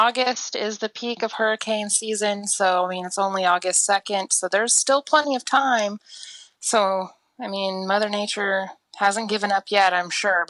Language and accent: English; Oklahoma, United States; from Oklahoma.